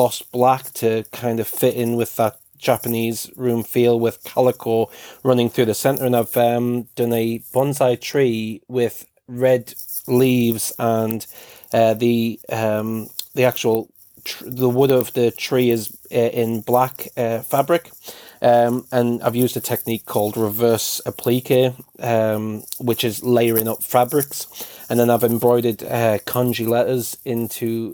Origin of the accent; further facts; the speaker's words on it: United Kingdom; I'm British